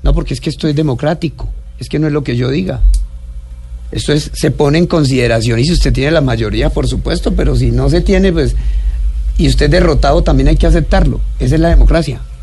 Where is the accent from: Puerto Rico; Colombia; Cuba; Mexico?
Colombia; Inírida, Guainía; also born or lived in Algeciras, Huila, Colombia; A los, nueve años, a los nueve años llegué a Inirida porque mi papá llegó allá de maestro